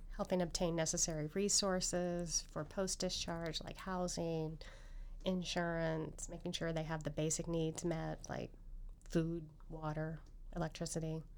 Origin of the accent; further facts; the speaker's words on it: Coolville, Ohio, United States; I was born and raised in Coolville, and I went to Ohio University